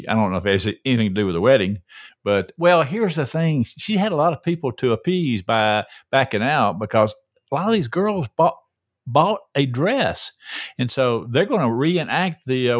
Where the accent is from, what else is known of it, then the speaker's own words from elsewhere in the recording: Peachtree Corners, Georgia, United States; I'm a sophisticated guy from Peachtree Corners.